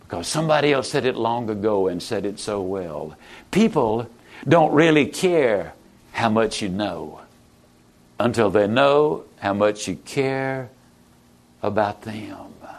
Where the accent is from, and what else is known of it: East Texas, United States; born or raised there